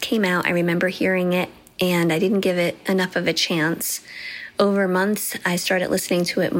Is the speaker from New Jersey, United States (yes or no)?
yes; Dunellen, New Jersey, United States; I'm from Dunellen, New Jersey.